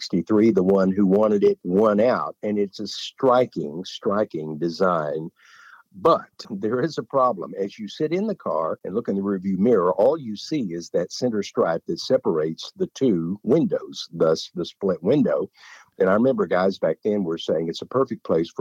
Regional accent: Hugo, Oklahoma, United States; that was our local downtown theater in Hugo, Oklahoma.

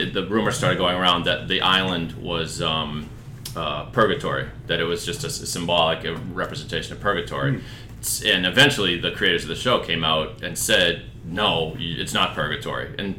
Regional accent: Sharon, Massachusetts, United States; I grew up in Sharon, which is where we live now

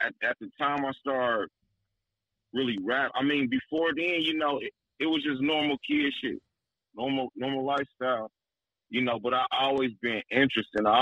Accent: Kansas City, Kansas, United States; also born or lived in St. Louis, Missouri; I was born in St. Louis, but I was raised in Kansas City, Kansas.

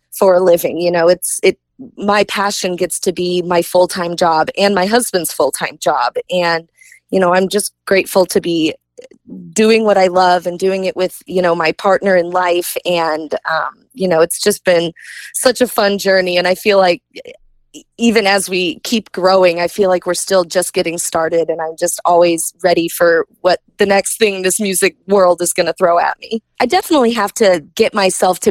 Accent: Kansas City, Missouri, United States; Kansas City is always going to be near and dear to my heart. That's my hometown.

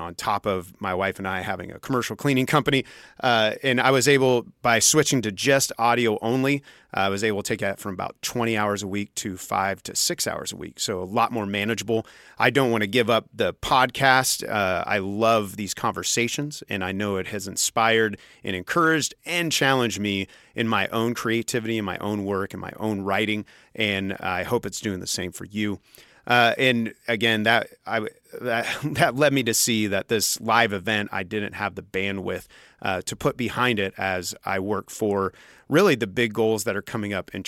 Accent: Junction City, Kansas, United States; I grew up in Junction City

